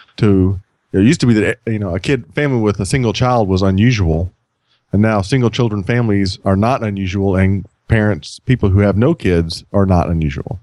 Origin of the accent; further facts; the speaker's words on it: Texas, United States; moved away; I'm from Texas